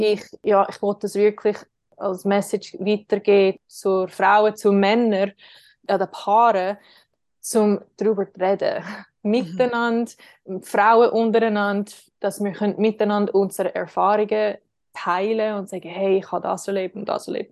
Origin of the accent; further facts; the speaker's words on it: Switzerland; wir können das auch machen als Schweizer